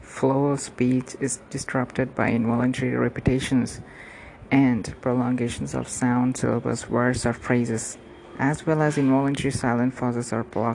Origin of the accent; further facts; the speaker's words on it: India; from India